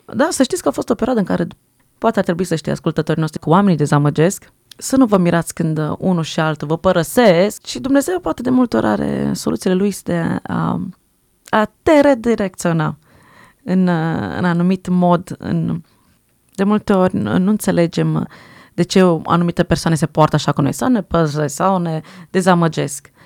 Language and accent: Romanian; Switzerland; first language French; Romanian is a second language; Prima limbă ce am învățat a fost franceză, după aia am învățat românește, că am crescut în Elveția